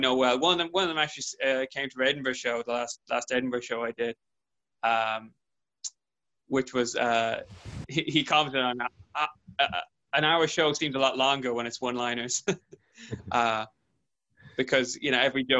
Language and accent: English; a little village in Mayo, west coast of Ireland, Connacht, Ireland; moved away as an adult; also born or lived in Dublin; now in London, United Kingdom; So I was born in Dublin in the city, but by 2 weeks my mother moved back to where all the family is in this little village in Mayo on the west coast of Ireland